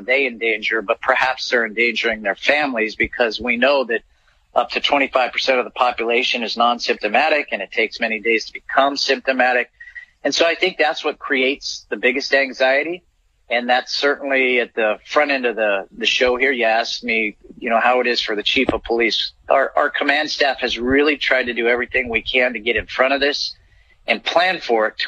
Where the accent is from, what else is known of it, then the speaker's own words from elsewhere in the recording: Scotts Valley, California, United States; Grew up in Scotts Valley, so just across the bay, so Santa Cruz County kid